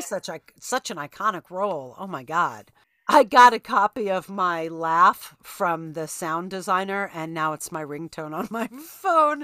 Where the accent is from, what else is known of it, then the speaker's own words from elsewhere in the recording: New York, United States; I'm a New Yorker